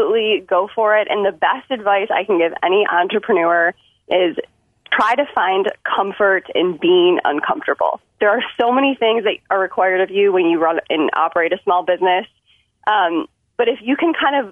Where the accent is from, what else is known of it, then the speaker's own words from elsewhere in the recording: Detroit, Michigan, United States; now in Chicago, United States; my hometown of Detroit, Michigan. I did grow up in the suburbs